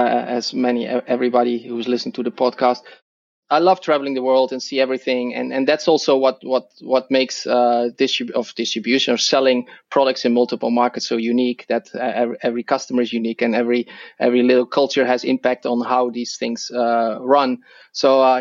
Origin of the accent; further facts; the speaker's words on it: Netherlands; accent: Dutch; English is a second language; moved away as an adult; now in Seattle, United States; I'm originally Dutch, so that's my accent.